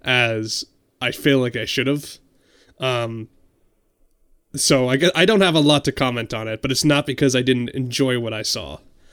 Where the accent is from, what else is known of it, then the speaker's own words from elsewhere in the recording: Massachusetts, United States; But it's in Colonial Boston. I'm from Massachusetts. That's cool to me.